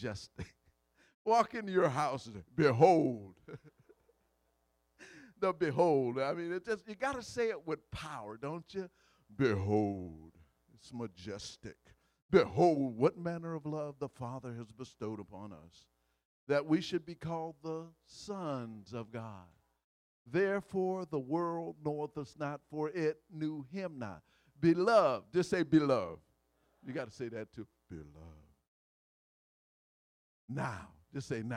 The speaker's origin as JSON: {"language": "English", "region": "Louisiana", "country": "United States", "said": "I'm from Louisiana"}